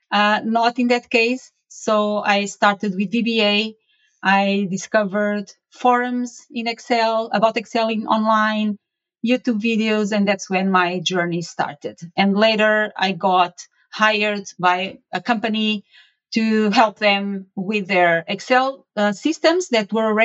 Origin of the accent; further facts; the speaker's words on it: Portugal; I was born and raised. I was raised in Portugal and studied mathematics